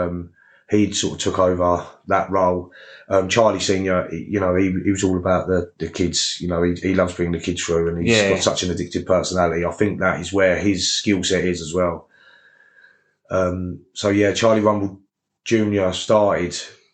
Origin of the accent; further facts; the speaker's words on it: Gillingham, South East England, United Kingdom; I'm from Gillingham